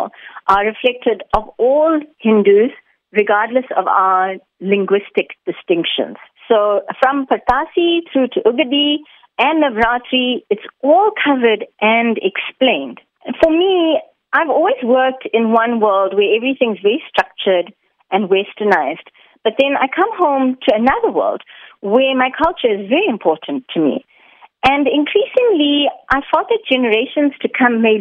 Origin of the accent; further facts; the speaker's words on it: Umhlanga, KwaZulu-Natal, South Africa; as an Indian South African